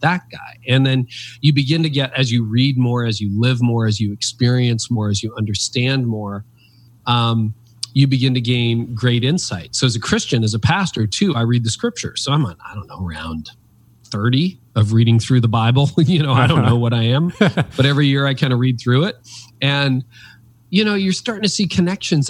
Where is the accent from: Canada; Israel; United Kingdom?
Canada; I've lived in Canada my whole life.